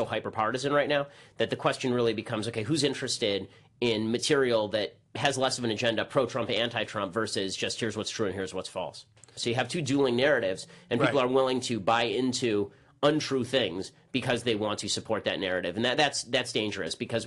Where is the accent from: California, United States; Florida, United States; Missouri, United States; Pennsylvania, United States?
California, United States; Los Angeles; also born or lived in Boston; I grew up in North Hollywood and Burbank, and yeah, I've spent my entire life basically in L.A.